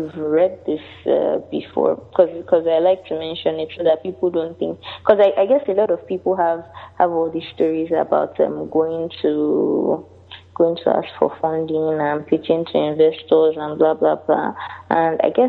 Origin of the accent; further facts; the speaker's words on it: Lagos, Nigeria; also born or lived in United Kingdom; I'm Nigerian and I'm in Lagos. I've lived here all my life.